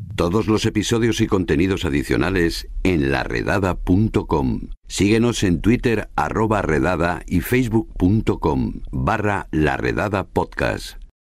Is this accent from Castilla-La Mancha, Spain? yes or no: yes; Campo de Criptana, Castilla-La Mancha, Spain